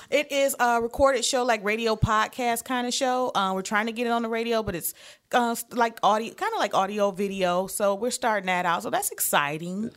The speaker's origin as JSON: {"language": "English", "town": "Detroit", "region": "Michigan", "country": "United States", "moved": "yes", "said": "I am originally from Detroit, Michigan"}